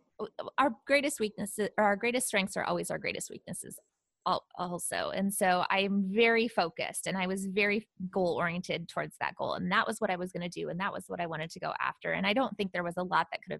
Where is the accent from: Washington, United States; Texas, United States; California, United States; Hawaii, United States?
Washington, United States; Seattle; moved away as an adult; now in Punta Gorda, United States; I actually grew up in the Seattle area.